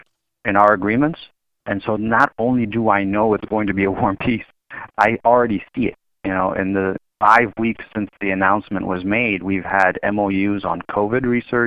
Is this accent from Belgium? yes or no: no; Egypt; moved away; I grew up in Egypt. I was born and raised in Egypt.